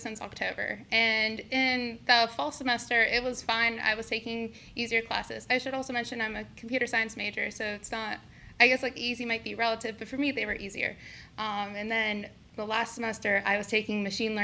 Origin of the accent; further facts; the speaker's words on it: Youngstown, Ohio, United States; also born or lived in California; now in Columbus, United States; I'm from Youngstown, Ohio. I was actually also born in California, but I moved here when I was 5, so I'm pretty much from Ohio.